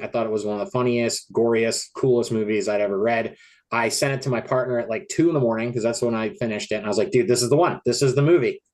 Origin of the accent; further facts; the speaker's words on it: Colorado, United States; also born or lived in Los Angeles, California; now in Portland, United States; my hometown in Colorado